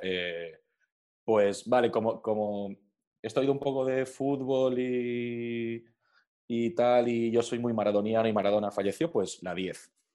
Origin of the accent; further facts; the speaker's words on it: Alcoy, Valencian Community, Spain; now in Madrid, Spain; yo soy alcoyano, yo soy de, de Alcoy